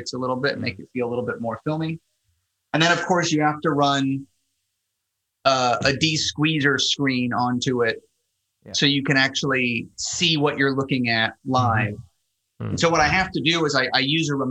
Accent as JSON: {"language": "English", "region": "Florida", "country": "United States", "tie": "born or raised there", "also_born_or_lived": "Miami", "moved": "as an adult", "lives_now": "New York, United States", "said": "I grew up in Florida"}